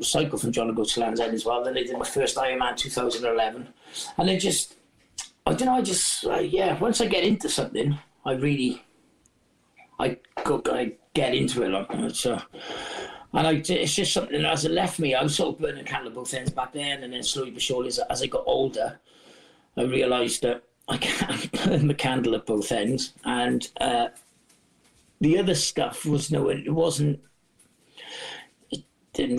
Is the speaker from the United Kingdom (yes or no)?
yes; Wales, United Kingdom; our country, Wales